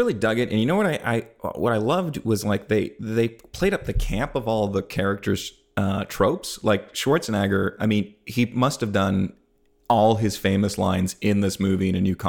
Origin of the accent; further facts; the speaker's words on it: Canada; Cool. I'm from Canada. I'll tell you a couple things.